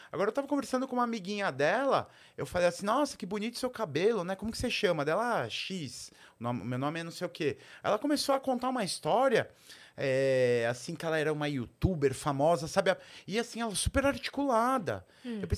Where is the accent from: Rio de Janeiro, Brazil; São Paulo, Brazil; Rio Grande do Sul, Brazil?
São Paulo, Brazil; É diferente eu, eu cresci em São Paulo.